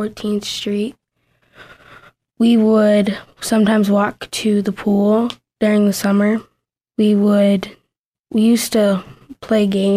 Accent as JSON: {"language": "English", "town": "Sioux Falls", "region": "South Dakota", "country": "United States", "said": "I'm from Sioux Falls, and I go to the school, Ben Rifle Middle School"}